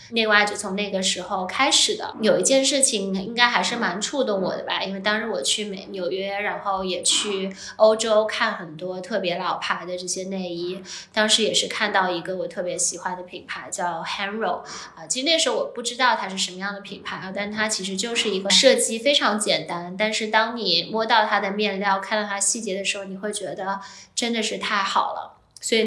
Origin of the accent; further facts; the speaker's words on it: Shanghai, China; moved away as an adult; also born or lived in Hong Kong / United States; 我是呃出生在上海